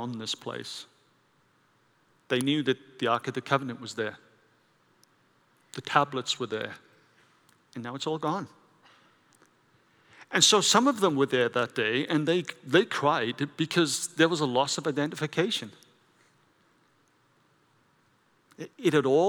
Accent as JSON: {"language": "English", "region": "Wales", "country": "United Kingdom", "tie": "born or raised there", "said": "I grew up in Wales with the Welsh Revival."}